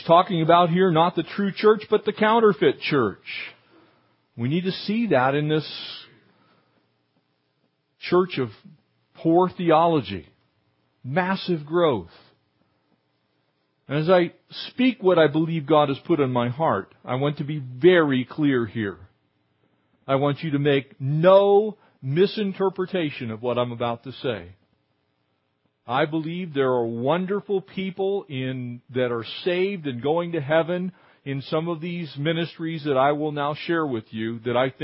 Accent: Southern California, United States; I grew up here in Southern California

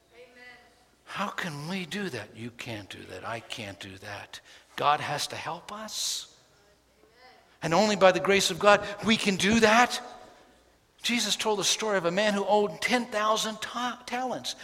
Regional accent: New York City, New York, United States; born or raised there

